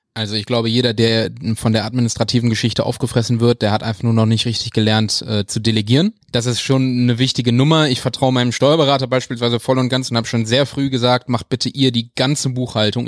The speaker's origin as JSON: {"language": "German", "town": "Wuppertal", "region": "North Rhine-Westphalia", "country": "Germany", "tie": "born or raised there", "said": "Weil ich bin ja in Wuppertal groß geworden"}